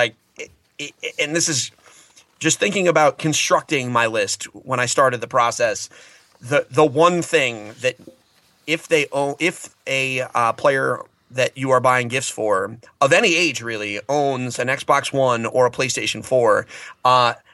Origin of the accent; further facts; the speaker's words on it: New England, United States; I'm from New England.